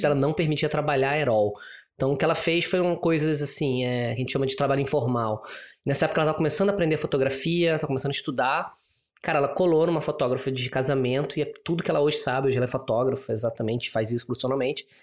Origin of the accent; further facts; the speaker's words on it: Rio de Janeiro, Brazil; accent: carioca; moved away as an adult; also born or lived in São Paulo / South Africa; now in Singapore; nasci no Rio, tem. Quer dizer, tem 38 anos já. É, e era muito engraçado, porque eu só saí do Rio quando eu me formei na faculdade